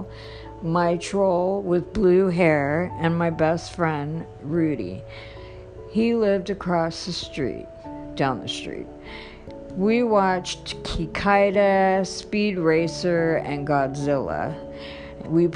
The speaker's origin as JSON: {"language": "English", "town": "Los Angeles", "region": "California", "country": "United States", "tie": "born or raised there", "said": "I was born in Los Angeles, California in the late 60s at Good Samaritan Hospital downtown"}